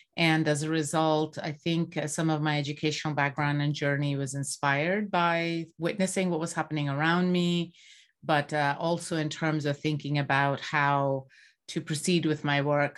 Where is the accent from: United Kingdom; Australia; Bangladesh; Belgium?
Bangladesh; moved away; I grew up in Bangladesh